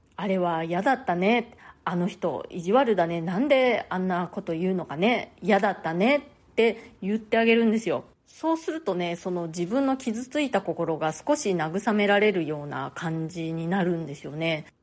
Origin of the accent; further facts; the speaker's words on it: Japan; moved away as an adult; now in New York, United States; 私も日本で生まれ育った